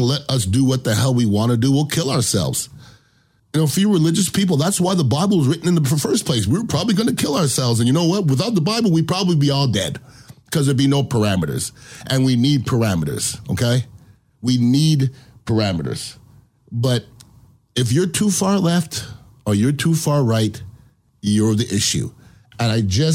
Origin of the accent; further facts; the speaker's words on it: United States; I'm American